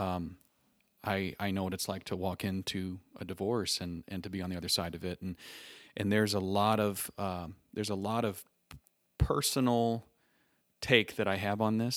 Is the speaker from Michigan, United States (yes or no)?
yes; Three Oaks, Michigan, United States; moved away as an adult; now in Indianapolis, United States; I was born and raised in Three Oaks, through Oaks, Michigan, about ten minutes off the lake